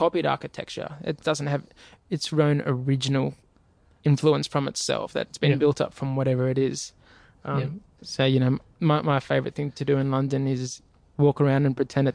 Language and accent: English; Australia; I'm coming from Australia